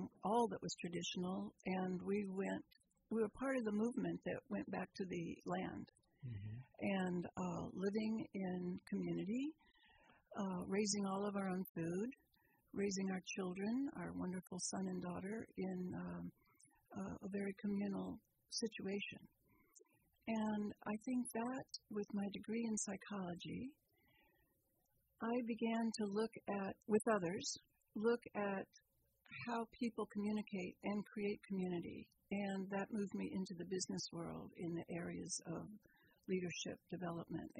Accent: Texas, United States; now in Petaluma, United States; I grew up in the South. I grew up in Texas

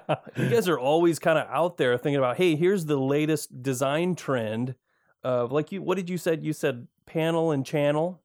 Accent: Michigan, United States; moved away as an adult; now in Oregon, United States; I grew up in Michigan

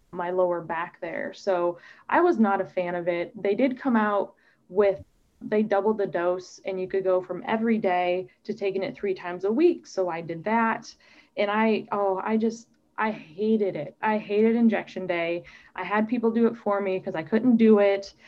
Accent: Omaha, Nebraska, United States; moved away; I grew up in Omaha, Nebraska

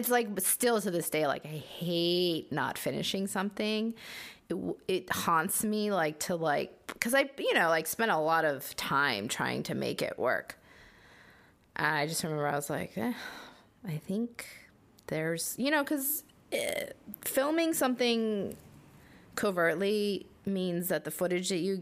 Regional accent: United States; as Korean American who was basically welcomed

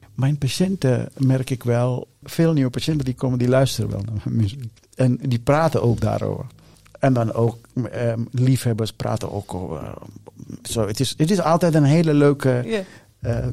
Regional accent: Sri Lanka; now in Netherlands; ik ben geboren in Sri Lanka

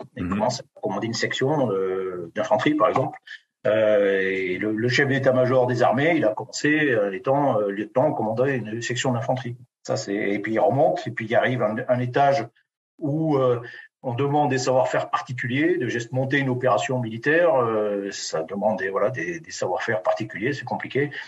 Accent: Béarn, Nouvelle-Aquitaine, France; je suis né dans une ferme du Béarn

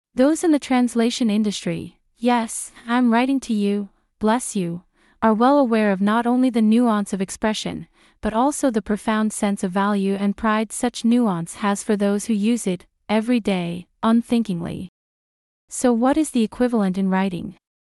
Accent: United Kingdom; as a Brit

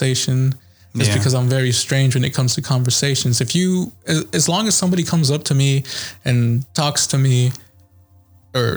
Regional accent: Texas, United States; also born or lived in Glendale, California; I was born in California, Glendale, California. But we moved here to Texas when I was young

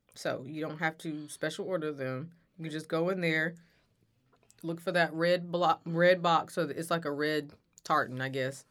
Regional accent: United States; I'm from here, I've lived here, I'm American

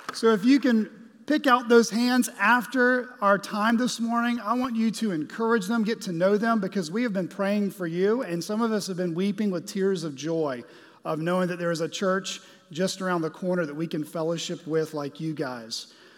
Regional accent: Arkansas, United States; we're from Arkansas, or many of us live in Arkansas

